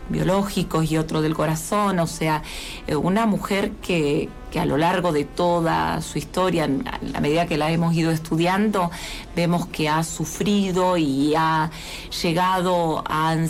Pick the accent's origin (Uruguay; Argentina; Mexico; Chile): Argentina; faltaría dar ese gran paso que todavía como argentinos eh, nos faltaría